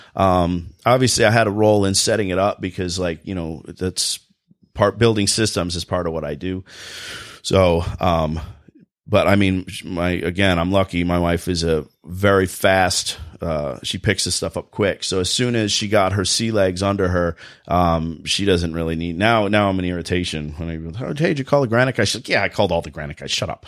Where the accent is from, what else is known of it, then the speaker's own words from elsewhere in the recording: New Jersey, United States; accent: Jersey voice; now in Michigan, United States; I'm from New Jersey originally